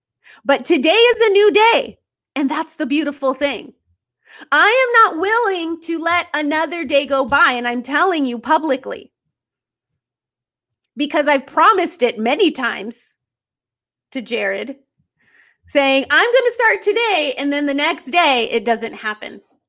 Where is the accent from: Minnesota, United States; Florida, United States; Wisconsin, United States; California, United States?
California, United States; now in North Carolina, United States; we were married for many years and we moved to North Carolina. We're from California.